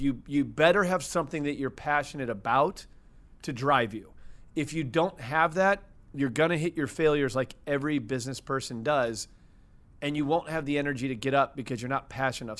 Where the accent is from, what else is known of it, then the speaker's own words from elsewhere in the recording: St. Louis, Missouri, United States; Born and raised in Saint Louis, Missouri.